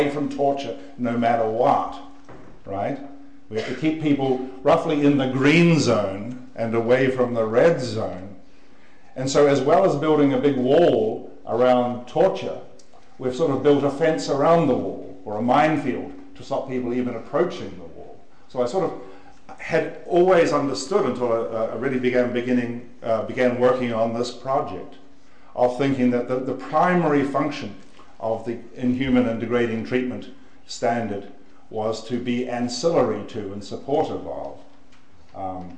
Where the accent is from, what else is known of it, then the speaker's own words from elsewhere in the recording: New Zealand; I'm a New Zealander